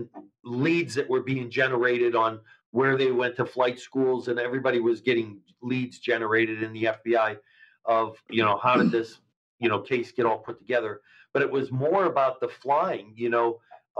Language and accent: English; Erie, Pennsylvania, United States; moved away as an adult; also born or lived in Edinboro, Pennsylvania / New York City / Cincinnati; that's my hometown.